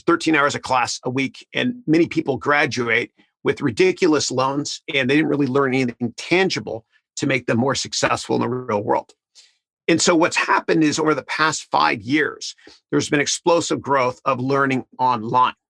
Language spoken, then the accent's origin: English; Canada; moved away; I'm from Canada originally.